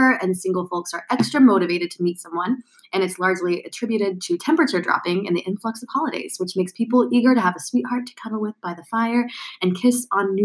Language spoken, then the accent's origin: English; Texas, United States; now in China; I'm from Texas. And so my family would love that. Like, come back to Texas